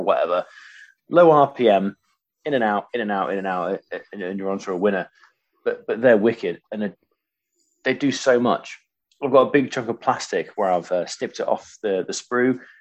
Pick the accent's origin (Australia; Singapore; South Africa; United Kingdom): United Kingdom; Waltham, Yorkshire and the Humber; moved away; also born or lived in Cornwall; I grew up in Waltham, a little village outside of Grimsby